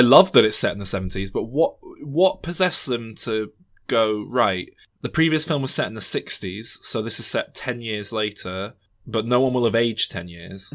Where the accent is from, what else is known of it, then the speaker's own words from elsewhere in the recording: Scotland, United Kingdom; That's as Scottish as I come